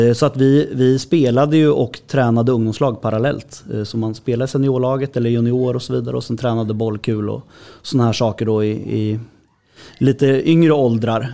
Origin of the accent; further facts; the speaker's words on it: Hallsberg, Örebro County, Sweden; jag är uppfostrad i Hallsberg, i HK Järnvägen